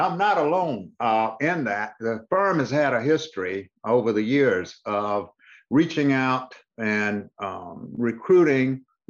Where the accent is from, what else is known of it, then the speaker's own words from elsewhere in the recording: Hinesville, Georgia, United States; moved away as an adult; also born or lived in Washington; now in Atlanta, United States; my hometown, which is Hinesville, Georgia, in Liberty County on the coast